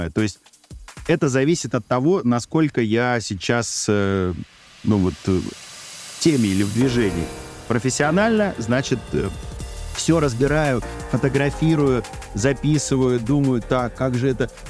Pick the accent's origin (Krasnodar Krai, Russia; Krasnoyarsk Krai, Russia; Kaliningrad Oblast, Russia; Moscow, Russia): Moscow, Russia; Я говорю, из Москвы, там такой-то шеф.